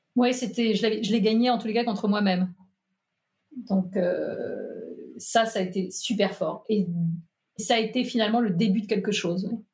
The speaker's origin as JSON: {"language": "French", "town": "Nantes", "region": "Pays de la Loire", "country": "France", "tie": "born or raised there", "also_born_or_lived": "Paris", "moved": "yes", "lives_now": "Allier, France", "said": "Je suis née à Nantes"}